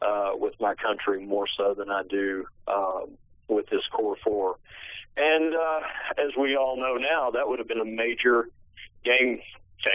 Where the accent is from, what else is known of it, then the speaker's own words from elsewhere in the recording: United States; I was not doing my part as an American.